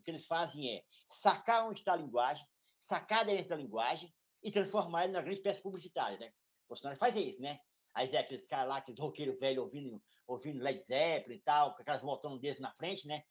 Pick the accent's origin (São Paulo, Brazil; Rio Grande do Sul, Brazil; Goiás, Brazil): Goiás, Brazil; Morro Agudo de Goiás; Eu também sou goiano e vivo o Cerrado brasileiro